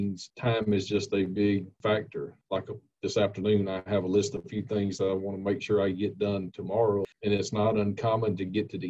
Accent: Monticello, Georgia, United States; I grew up in Monticello and Jasper County, you know, in the neighboring county here

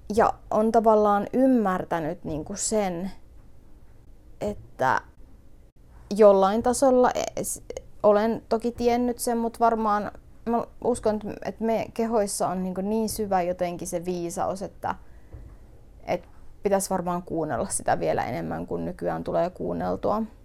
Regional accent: northern Finland, Finland; meillä päin puhutaan täällä pohjoisessa kutomisesta

